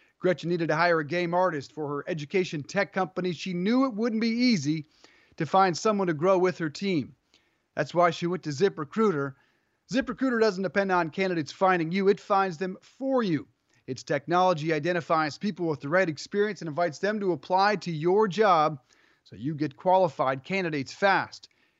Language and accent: English; Colorado, United States; I'm from Colorado.